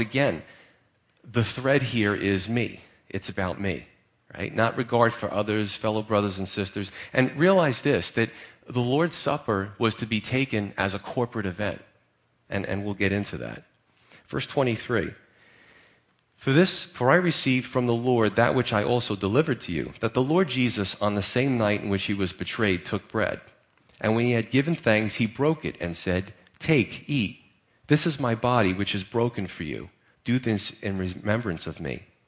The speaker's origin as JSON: {"language": "English", "country": "United States", "said": "as American Christians"}